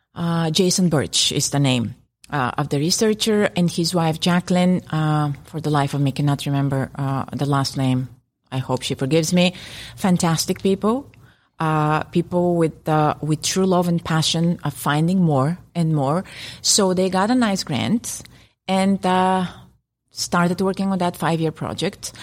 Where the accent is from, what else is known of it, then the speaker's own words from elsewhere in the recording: Bulgaria; first language Bulgarian; English is a second language; Bulgarian, my native language